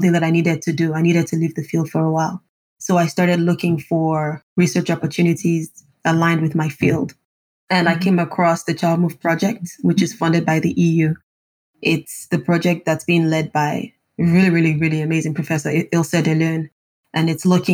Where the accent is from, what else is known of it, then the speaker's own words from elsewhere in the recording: Lagos, Nigeria; moved away as an adult; also born or lived in Germany; now in Ghent, Belgium; I'm from Lagos, Nigeria, and I'm based in Ghent, Belgium